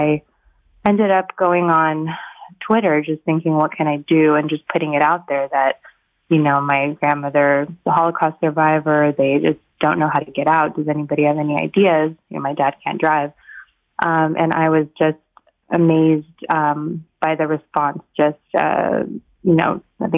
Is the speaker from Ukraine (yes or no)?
yes; Kyiv, Ukraine; moved away; also born or lived in San Francisco; I was born in Kyiv myself, and I emigrated in 1989 as a refugee from the Soviet Union to San Francisco.